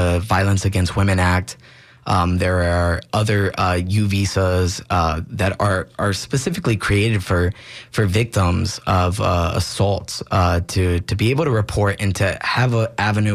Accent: Tampa, Florida, United States; born and raised in Tampa.

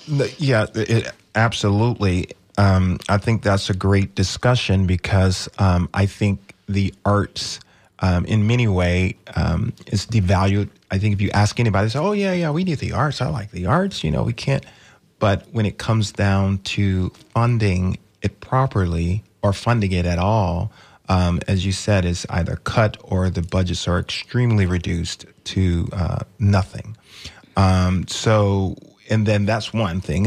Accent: Manchester, Georgia, United States; moved away; I grew up in Georgia. uh, a little town called Manchester

